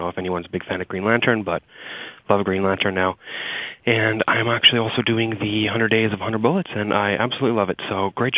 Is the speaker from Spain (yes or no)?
no; Regina, Saskatchewan, Canada; now in Toronto, Canada; I'm actually was born and raised in Regina, Saskatchewan